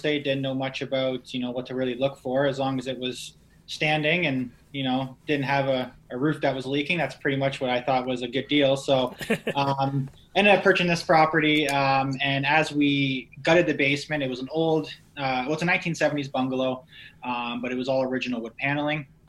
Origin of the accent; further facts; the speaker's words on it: Niagara region, Ontario, Canada; I'm originally from the Niagara region